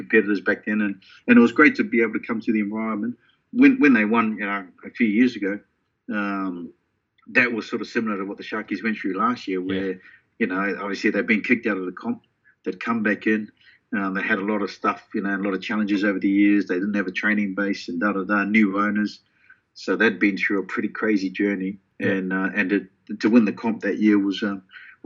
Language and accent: English; Auckland, New Zealand; now in Sydney, Australia; growing up in Grey Lynn in central Auckland with my club at Richmond